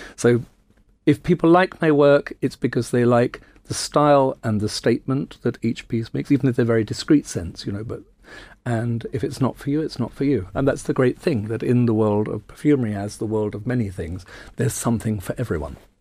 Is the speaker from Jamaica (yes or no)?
no; United Kingdom; I'm very proud that I'm British